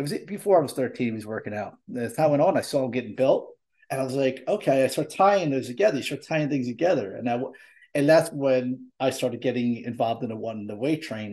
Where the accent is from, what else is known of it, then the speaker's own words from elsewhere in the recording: Croydon, Pennsylvania, United States; I grew up in Croydon, Pennsylvania, and I grew up on a boatyard.